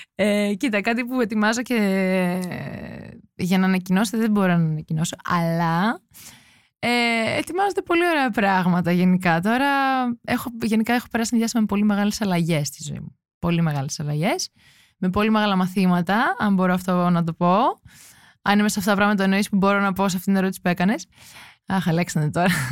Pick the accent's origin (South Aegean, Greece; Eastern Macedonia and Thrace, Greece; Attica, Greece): South Aegean, Greece; Santorini; Είμαι από τη Σαντορίνη